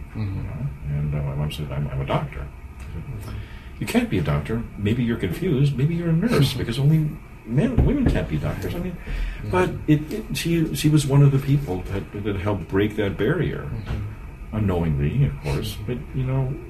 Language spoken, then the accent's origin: English; Cleveland, Ohio, United States; now in Brunswick, United States; I was born and raised in Cleveland